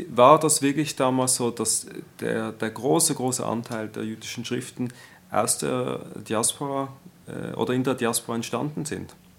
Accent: Switzerland; Als Schweizer Jude

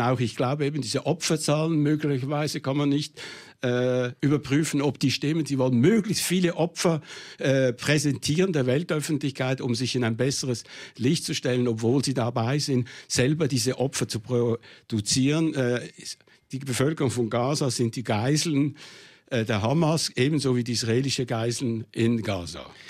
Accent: Switzerland; ich als Schweizer Panzersoldat

